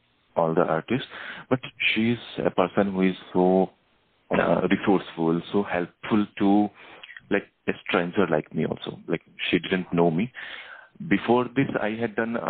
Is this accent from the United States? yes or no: no; India; from India